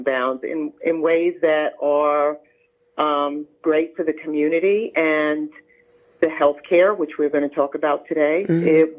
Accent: New York City, New York, United States; moved away as an adult; now in Charlotte, United States; I am originally from Brooklyn, New York, mm-hmm. and I've transplanted in the beautiful queen city of Charlotte for over 20 years now.

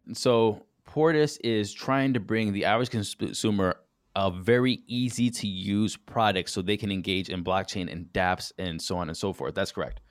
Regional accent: Solon, Ohio, United States; moved away; also born or lived in San Diego; I'm from Cleveland

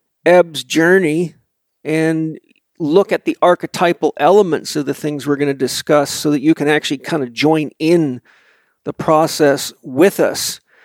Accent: Vancouver Island, British Columbia, Canada; a crazy guy from a farm on Vancouver Island.

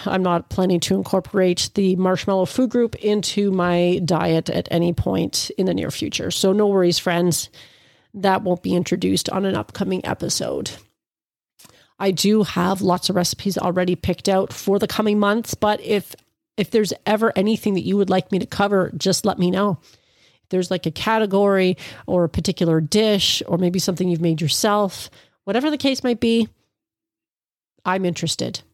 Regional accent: Ontario, Canada; I'm from Ontario, Canada

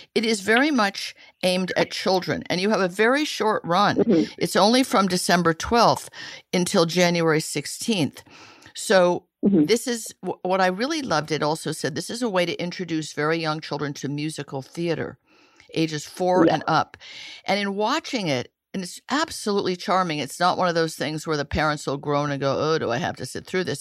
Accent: Italy; moved away; I grew up in Italy where there were puppet shows in parks.

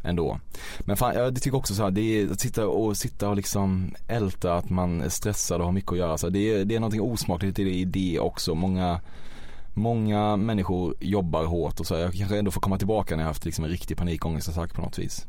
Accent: Väckelsång, Kronoberg County, Sweden; moved away; jag är ju inte från Växjö utan från ett samhälle utanför som heter Väckelsång

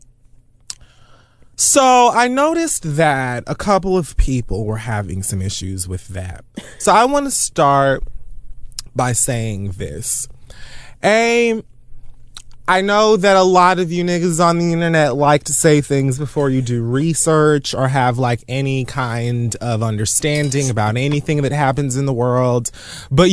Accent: Miami-Dade County, Florida, United States; I'm from Miami-Dade County

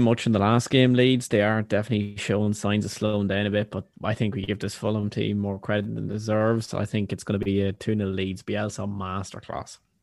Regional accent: Ireland; the Irishman

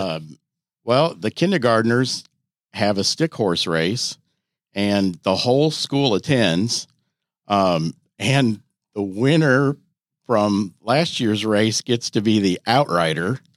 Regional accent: Iowa, United States; moved away as an adult; now in Louisville, United States; I'm from Iowa originally

